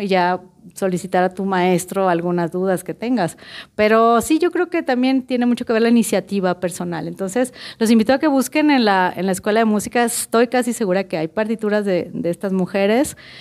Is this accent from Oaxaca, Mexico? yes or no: no; Culiacán, Sinaloa, Mexico; now in Guadalajara, Mexico; Yo soy de Culiacán, Sinaloa, soy culichi